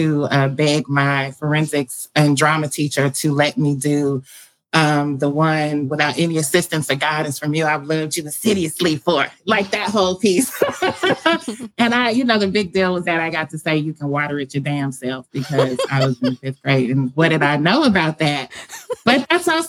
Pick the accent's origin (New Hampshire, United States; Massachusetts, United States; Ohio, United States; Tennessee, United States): Tennessee, United States; Nashville; I'm coming to you from Nashville, Tennessee, born and raised here, left briefly